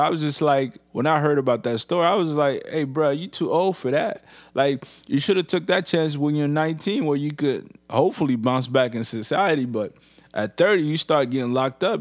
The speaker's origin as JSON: {"language": "English", "country": "Niger", "moved": "yes", "lives_now": "Canada", "said": "I'm in Canada, but Niger is really my home"}